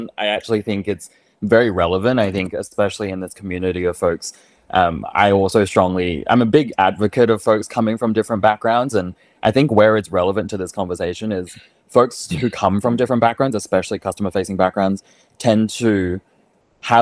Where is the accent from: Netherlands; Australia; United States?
Australia; moved away; I'm Australian.